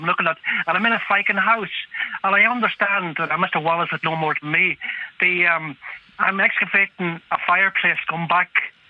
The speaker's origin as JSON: {"language": "English", "town": "Derry", "region": "Northern Ireland", "country": "United Kingdom", "tie": "born or raised there", "said": "I'm 79 years old, I have nothing to hide. I grew up in Derry City, and I made my first communion, not bringing religion into it, I made my first communion in the Long Tower Church"}